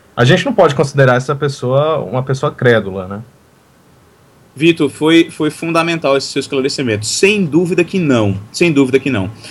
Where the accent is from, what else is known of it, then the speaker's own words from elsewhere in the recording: Recife, Pernambuco, Brazil; now in Teresina, Brazil; para mim que cresci em Recife